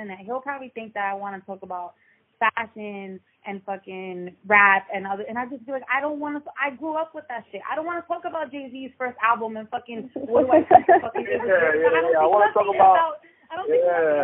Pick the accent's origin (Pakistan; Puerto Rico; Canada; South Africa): Puerto Rico; I'm Puerto Rican